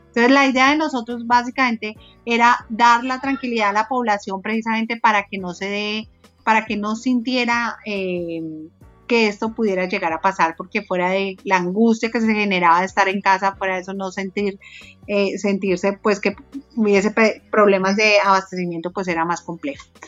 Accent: Colombia; como colombianos

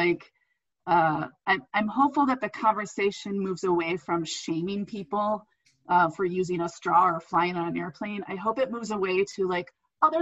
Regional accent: Indiana, United States; moved away as an adult; I grew up in Indiana

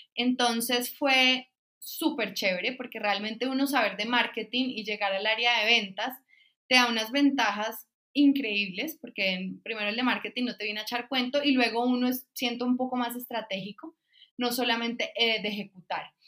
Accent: San Andrés, San Andrés, Providencia and Santa Catalina, Colombia; Mi infancia fue en San Andrés Islas, una isla pues del Caribe colombiano

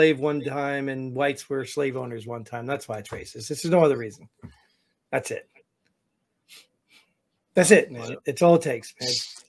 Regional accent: New Jersey, United States; I grew up in New Jersey

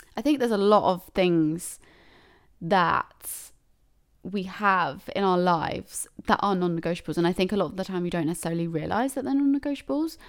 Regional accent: United Kingdom; I'm such a British person

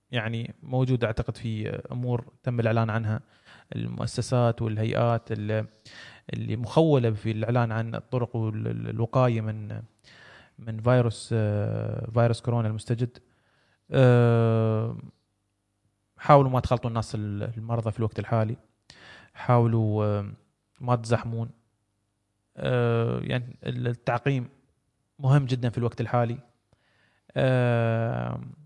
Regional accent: United Arab Emirates; عندنا في الامارات

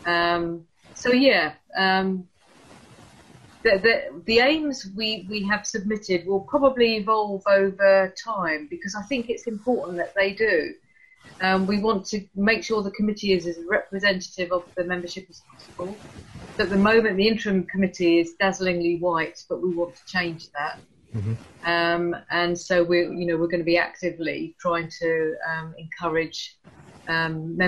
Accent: London, United Kingdom; moved away as an adult; also born or lived in Rochester, Kent; now in Canterbury, United Kingdom; I'm a Londoner, so I was born in Hammersmith and I lived for a long time in London

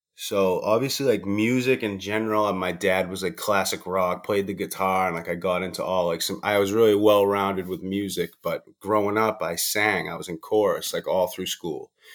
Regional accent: Boston, Massachusetts, United States; I'm from Boston, Massachusetts

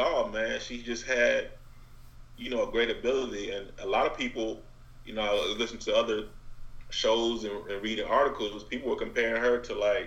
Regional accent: Decatur, Georgia, United States; I'm from Decatur

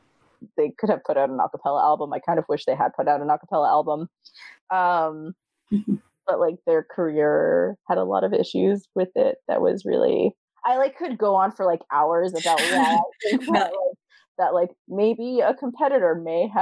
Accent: New York, United States; I'm from New York

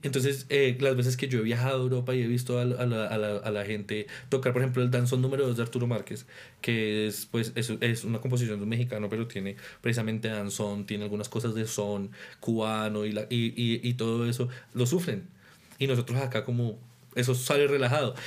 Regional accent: Paipa, Boyacá, Colombia; also born or lived in Ibagué, Tolima / Santa Marta; now in Bogotá, Colombia; Yo nací en Ibagué, después con mi familia nos fuimos a vivir a Santa, a Santa Marta como año y medio, dos años, y por cosas de la vida terminé en Paipa, en Boyacá

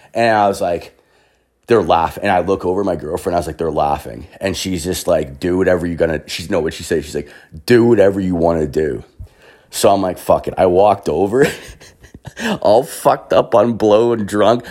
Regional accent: Canada; I'm fucking Canadian

